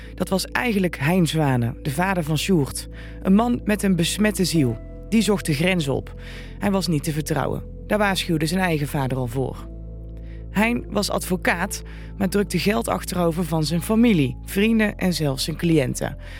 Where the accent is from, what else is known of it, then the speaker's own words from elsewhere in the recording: Vught, North Brabant, Netherlands; We komen allemaal uit Vught en veel van ons zijn jurist of advocaat